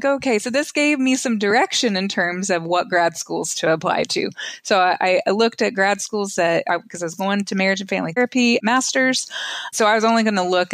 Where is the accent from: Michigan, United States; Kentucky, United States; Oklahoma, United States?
Oklahoma, United States; I grew up in Oklahoma, went to college at Oklahoma State.